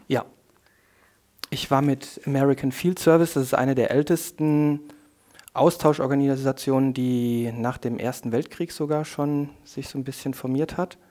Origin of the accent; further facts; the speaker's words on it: Koblenz, Rhineland-Palatinate, Germany; die Region und meine Heimat